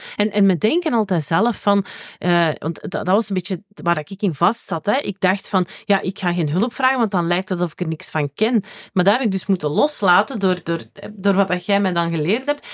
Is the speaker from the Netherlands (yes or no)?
no; Tremelo, Flanders, Belgium; ik ben van Tremelo, wat dat het dorp naast Werchter is.